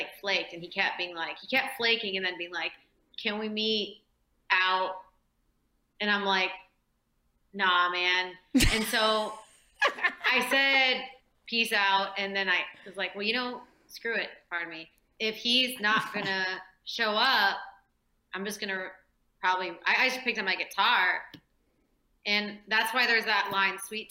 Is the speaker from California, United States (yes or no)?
yes; El Cerrito, California, United States; now in Nashville, United States; It's a small town called El Cerrito